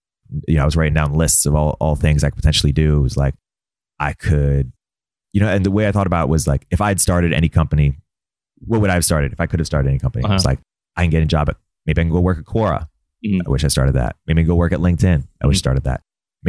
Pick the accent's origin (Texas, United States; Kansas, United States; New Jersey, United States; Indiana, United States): New Jersey, United States; So I grew up in New Jersey, moved around a bunch. My parents are immigrants.